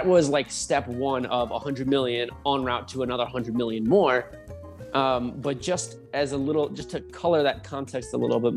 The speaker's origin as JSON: {"language": "English", "region": "New Jersey", "country": "United States", "tie": "born or raised there", "also_born_or_lived": "Tempe, Arizona / Southern Utah", "moved": "as an adult", "lives_now": "Utah, United States", "said": "I'm from New Jersey. Spent the first 24 years of my life there."}